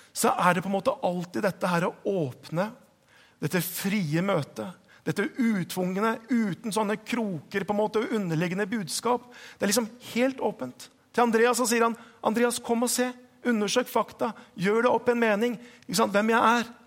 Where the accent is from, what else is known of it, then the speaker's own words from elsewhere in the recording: Hokksund, Buskerud, Norway; moved away; jeg vokste opp på, på Østlandet. Jeg vokste opp i Hokksund.